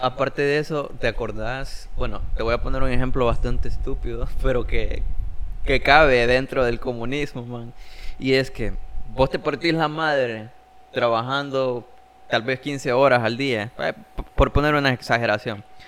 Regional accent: Jiquilisco, Usulután, El Salvador; also born or lived in San Salvador; yo me fui de acá de Jiquilisco a San Salvador

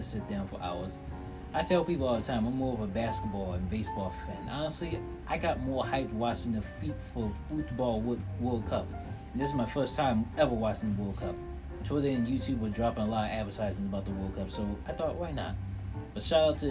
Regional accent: Philadelphia, Pennsylvania, United States; my hometown, the Philadelphia Eagles

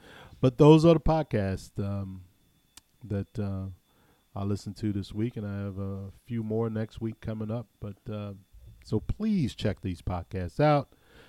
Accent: Ohio, United States; I told him I was from Ohio

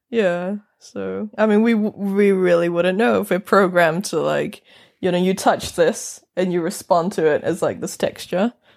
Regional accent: North Island, New Zealand; accent: New Zealand; now in Norway; I'm from New Zealand, I'm from the mm-hmm. North Island

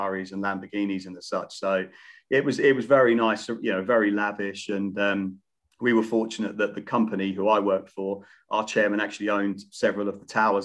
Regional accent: Newmarket, East of England, United Kingdom; moved away as an adult; also born or lived in Surrey / Qatar; I'm from Newmarket in Suffolk, so I'm surrounded by horses.

